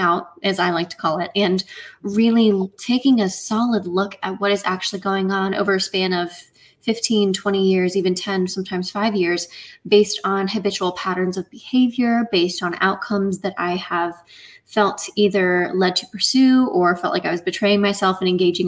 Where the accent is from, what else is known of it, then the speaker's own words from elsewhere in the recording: Indiana, United States; I am from Indiana in the middle of the U.S.